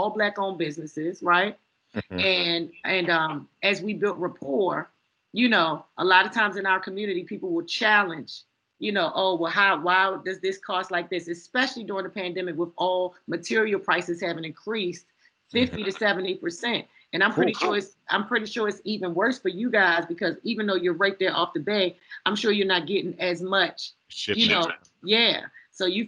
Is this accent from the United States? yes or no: yes; Baltimore, Maryland, United States; Growing up in Baltimore